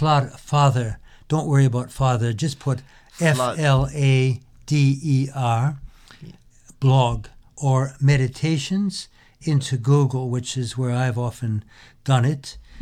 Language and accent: English; United States; born or raised there